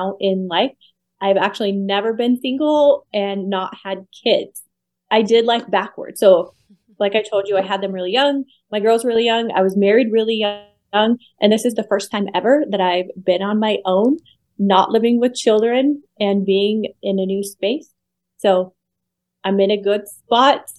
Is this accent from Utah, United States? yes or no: yes; Utah, United States; moved away as an adult; now in Las Vegas, United States; Right now, I am currently living in Las Vegas. I'm originally from Utah